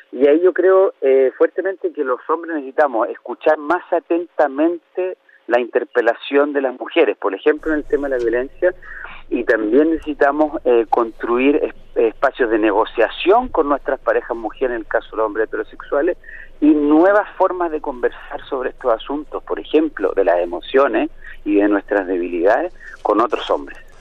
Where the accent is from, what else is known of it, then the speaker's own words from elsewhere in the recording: Chile; mi país, Chile